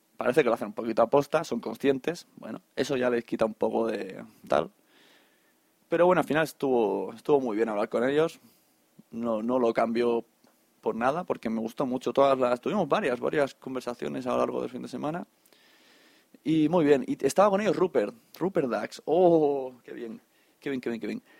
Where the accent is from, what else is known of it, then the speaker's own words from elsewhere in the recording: Catalonia, Spain; como buenos catalanes